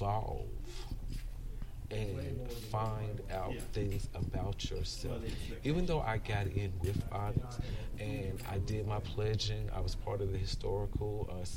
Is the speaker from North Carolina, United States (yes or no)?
yes; Charlotte, North Carolina, United States; moved away as an adult; now in Atlanta, United States; I'm originally from Charlotte, North Carolina.